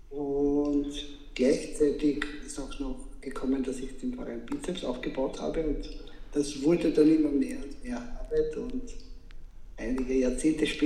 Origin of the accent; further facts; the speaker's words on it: Vienna, Austria; born there; Ich bin in Wien geboren. Ich lebe auch in Wien